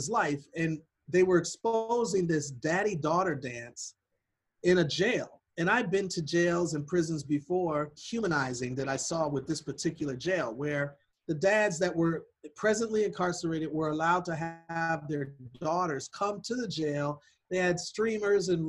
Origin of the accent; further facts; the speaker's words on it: Milwaukee, Wisconsin, United States; I was born in Milwaukee, Wisconsin